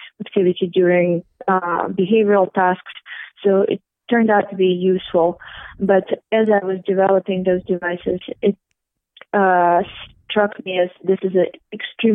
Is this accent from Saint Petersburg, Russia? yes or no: yes; St. Petersburg, Saint Petersburg, Russia; moved away as an adult; I'm ethnically Russian, as you can all figure out from my name, and I grew up in St. Petersburg